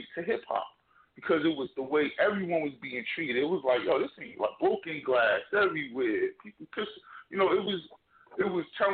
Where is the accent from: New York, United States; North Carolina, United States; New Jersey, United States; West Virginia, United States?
New Jersey, United States; I'm from Jersey